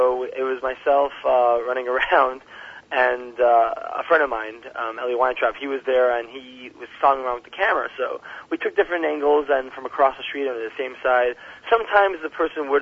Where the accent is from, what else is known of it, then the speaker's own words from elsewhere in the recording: New Haven, Connecticut, United States; now in New York, United States; I'm originally from New Haven, Connecticut